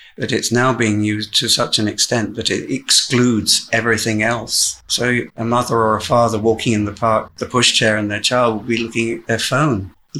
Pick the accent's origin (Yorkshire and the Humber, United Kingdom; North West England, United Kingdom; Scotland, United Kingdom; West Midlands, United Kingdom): Yorkshire and the Humber, United Kingdom; Hull; moved away; also born or lived in Worthing; I am a Hull man. That is my hometown.